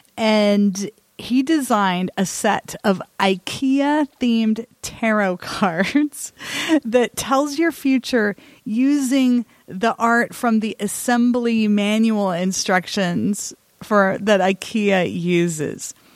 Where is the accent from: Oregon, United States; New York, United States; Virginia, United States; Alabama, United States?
Oregon, United States; Salem; my hometown here in Salem, Oregon